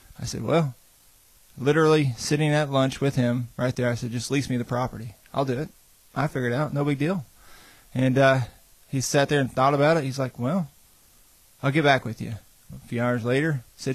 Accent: Pekin, Indiana, United States; also born or lived in Kansas / Florida; I pretty much grew up around Pekin, Salem area pretty much my whole life.

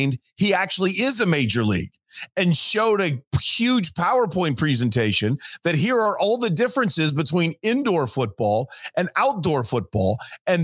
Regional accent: Ohio, United States; moved away as an adult; also born or lived in Huntsville, Alabama; now in Phoenix, United States; I say Ohio

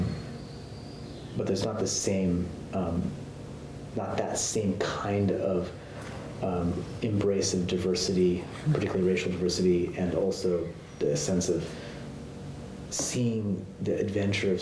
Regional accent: California, United States; also born or lived in Japan (half Japanese ancestry); being a Californian

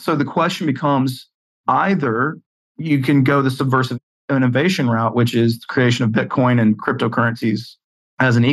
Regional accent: the South, United States; accent: Southern; I was raised in the South. You can hear it from my accent

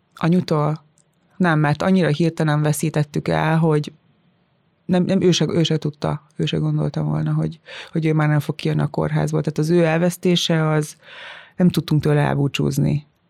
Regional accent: Tiszalök, Szabolcs-Szatmár-Bereg, Hungary; moved away; én innen jövök, én, ugyanaz a gyökerem, mint nektek, ugyanott nőttem fel

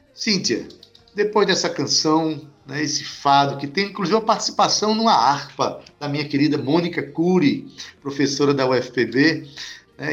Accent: Paraíba, Brazil

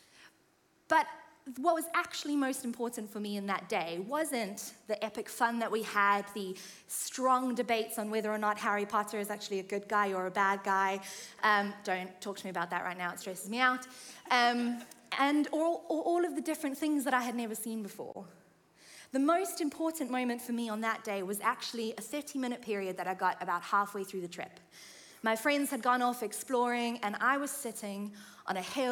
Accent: South Africa; moved away as an adult; now in United Kingdom; I'm from South Africa, and I have lived, by this point, in the UK for about 6 years

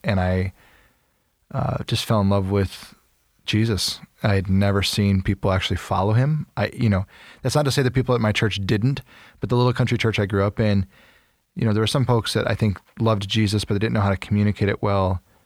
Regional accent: Freeport, Illinois, United States; also born or lived in St. Louis; I was born in Freeport, Illinois, as a baby

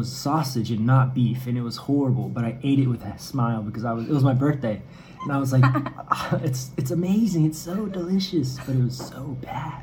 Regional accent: United States; moved away as an adult; also born or lived in Canada / Kansas City; now in Barueri, Brazil; I was American

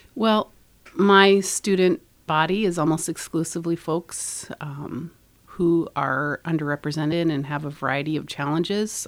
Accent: Nebraska, United States; moved away as an adult; now in Northfield, United States; I grew up in Nebraska, and I met my husband in high school when we were 16 years old

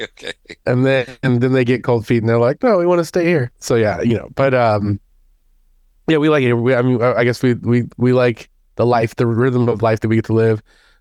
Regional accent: Houston, Texas, United States; now in Dallas, United States; But yeah, I'm in Texas. In Dallas, Texas, but I'm originally from Houston, actually.

